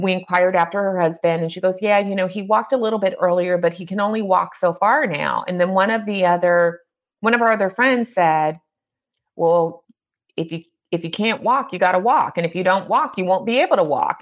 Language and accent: English; California, United States; now in Midwest, United States; growing up in California and moving to the Midwest, and even though my parents were Midwesterners